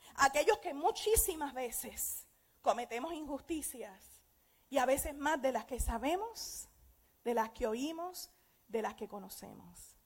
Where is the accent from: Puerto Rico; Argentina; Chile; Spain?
Puerto Rico; Aguadilla; Yo tengo una amiga que nos criamos juntas en Aguadilla